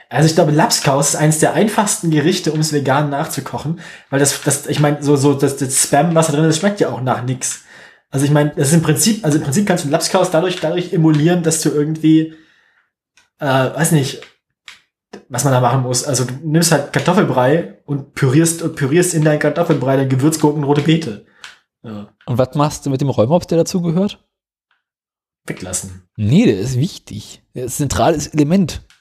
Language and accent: German; West Germany, Germany; Ja, A, das, ich bin A, bin ich Wessi